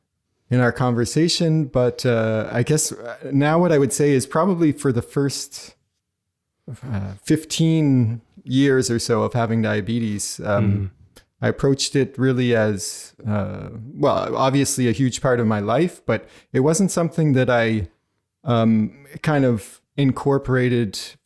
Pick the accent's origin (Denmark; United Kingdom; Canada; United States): Canada; New Brunswick; now in Montreal, Canada; You know, I was growing up in New Brunswick in Canada. And so then there's different bread options in Maine. And and now I live in Montreal, which is an amazing city to be into bread in.